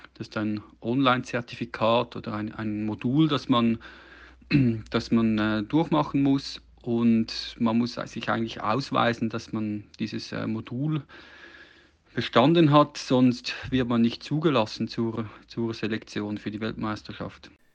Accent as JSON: {"language": "German", "country": "Switzerland", "said": "bei uns in der Schweiz"}